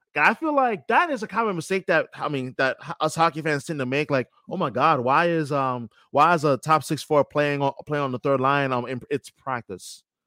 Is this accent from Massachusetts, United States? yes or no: no; New York, United States; moved away as an adult; now in Boston, United States; I knew from when I was young, growing up in New York